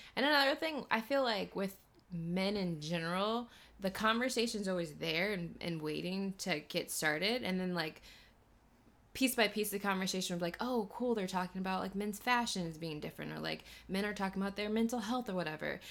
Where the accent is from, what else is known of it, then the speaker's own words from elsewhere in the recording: Missouri, United States; now in Los Angeles, United States; when I go home to Missouri